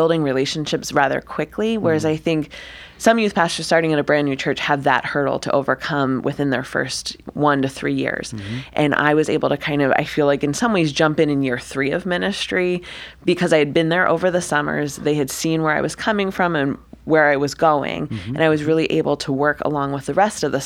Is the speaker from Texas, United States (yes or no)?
no; Upper Darby, Pennsylvania, United States; also born or lived in Boston, Massachusetts; I grew up in Upper Darby, Pennsylvania.